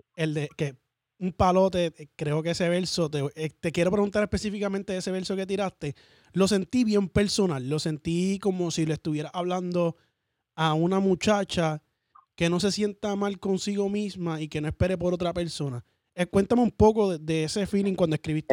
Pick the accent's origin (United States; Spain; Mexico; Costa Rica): United States; Orlando, Florida; Yo soy de acá de Orlando